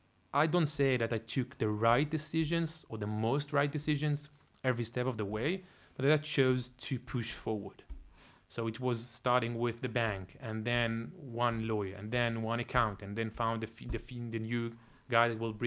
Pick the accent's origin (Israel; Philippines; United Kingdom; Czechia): Israel; English is a second language; I said, hey, I'm coming from Israel. I have that kind of money coming in 2 months.